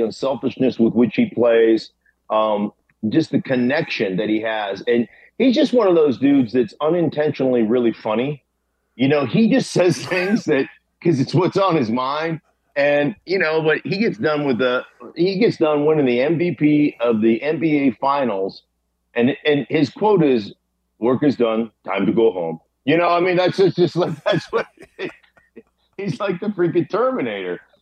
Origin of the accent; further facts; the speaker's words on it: Alaska, United States; now in Denver, United States; since I was a boy growing up in Alaska rooting for the Steelers